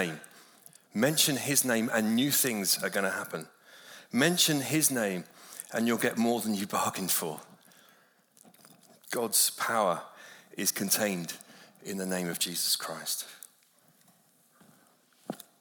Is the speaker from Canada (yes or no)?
no; London, United Kingdom; moved away as an adult; now in Malibu, United States; I grew up in London